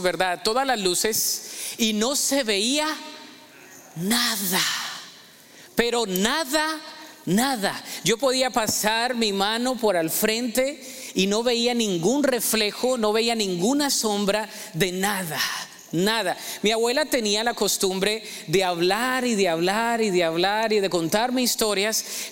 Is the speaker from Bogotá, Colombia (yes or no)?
no; Ibagué, Tolima, Colombia; moved away; Ibagué, de ahí soy.